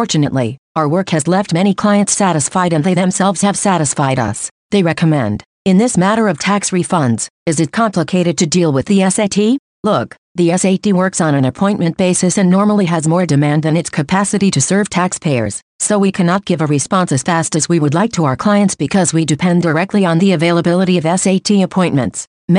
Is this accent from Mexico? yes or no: yes; Matamoros, Coahuila, Mexico; born there; Look, I was born in Ejido de Santa Ana del Pilar, municipality of Matamoros, Coahuila, which is a municipality conurbated with Torreón.